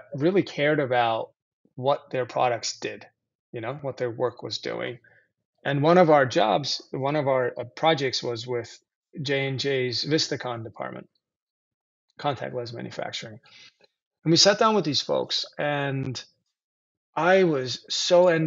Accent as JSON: {"language": "English", "country": "Turkey", "tie": "born or raised there", "moved": "yes", "said": "I grew up in Turkey"}